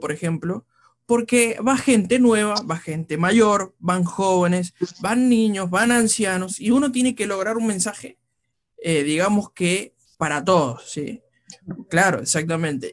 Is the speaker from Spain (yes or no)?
no; Argentina; como decimos los argentinos